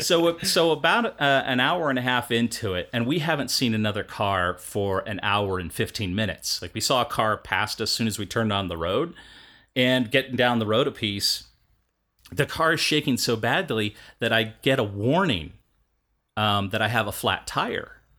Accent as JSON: {"language": "English", "region": "Kansas", "country": "United States", "said": "I'm from Kansas"}